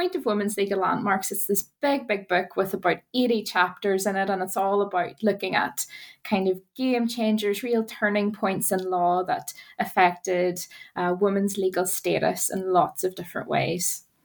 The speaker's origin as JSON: {"language": "English", "region": "Northern Ireland", "country": "United Kingdom", "moved": "as an adult", "lives_now": "Wales, United Kingdom", "said": "as you might hear from my accent, I'm from Northern Ireland"}